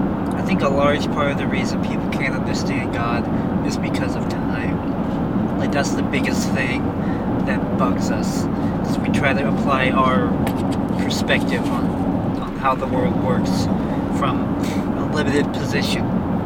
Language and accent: English; Brownsville, Texas, United States; For me, it's, I get that emotion with the house I grew up in Brownsville.